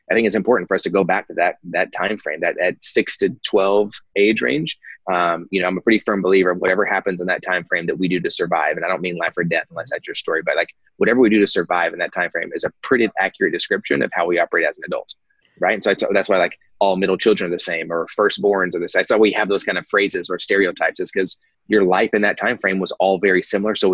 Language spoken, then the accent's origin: English; Dallas, Texas, United States; also born or lived in Kansas; So, um, so I was born in Kansas, uh, but I only lived in Kansas for like uh, a week, so I don't really claim Kansas. Came back to the Dallas Fort Worth area, um, North Dallas areas